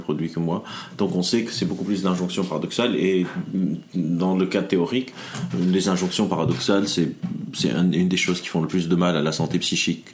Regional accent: Lebanon; now in France; je viens du Liban, donc toute ma vie, euh, on appelle le Liban un pays sous-développé. Je suis arrivé mhm. dans le monde développé, genre la France

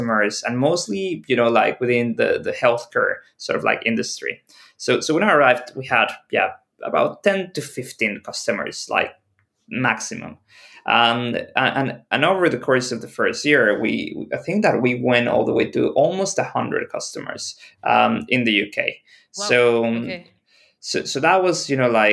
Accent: Mexico; moved away as an adult; also born or lived in Shenzhen, China / Mexico City / United Kingdom; Originally, I'm from Mexico

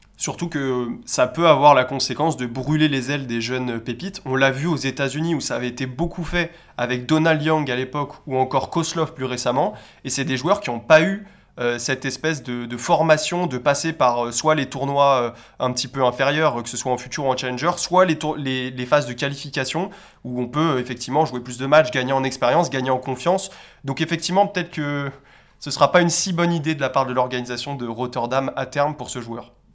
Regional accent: France; en tant que Français

